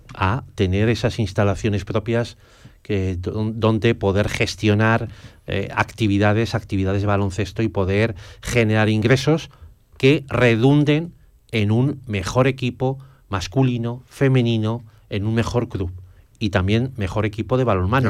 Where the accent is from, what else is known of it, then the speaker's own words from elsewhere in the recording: Zaragoza, Aragon, Spain; yo como zaragozano